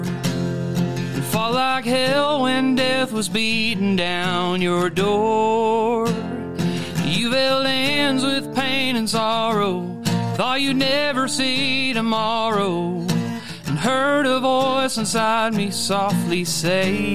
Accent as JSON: {"language": "English", "town": "Carmi", "region": "Illinois", "country": "United States", "said": "Southern Illinois. I'm from Carmi, Illinois"}